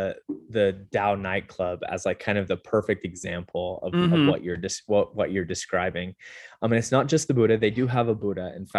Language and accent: English; California, United States; also born or lived in Utah; So I'm not originally from Las Vegas. I grew up in Southern California. I did school at BYU in Utah.